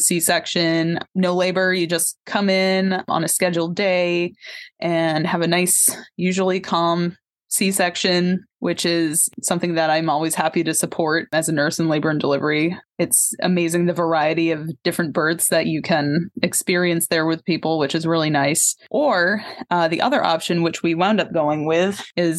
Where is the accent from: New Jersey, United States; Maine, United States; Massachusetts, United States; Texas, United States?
Maine, United States; Tenants Harbor; So I'm a Maine native, actually. I grew up in Tennant's Harbor.